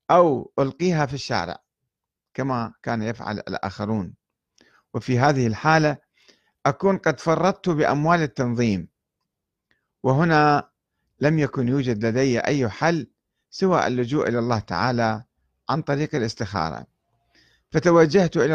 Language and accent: Arabic; Iraq; وعودتي كعراقي تحمل مخاطر كبيرة وخاصة إلى الجنوب